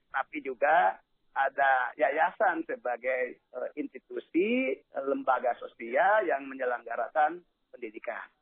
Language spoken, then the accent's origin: Indonesian; West Java, Indonesia; Ini Jawa Barat terutama, saya orang Jawa Barat.